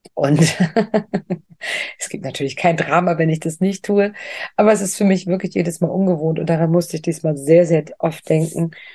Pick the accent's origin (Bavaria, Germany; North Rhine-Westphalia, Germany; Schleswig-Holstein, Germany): Schleswig-Holstein, Germany; Lübeck; moved away; Lübeck ist ja meine Heimatstadt